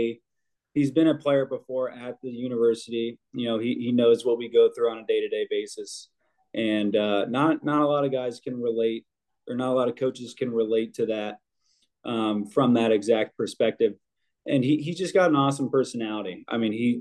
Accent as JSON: {"language": "English", "town": "Carmel", "region": "Indiana", "country": "United States", "said": "I came from Carmel High School"}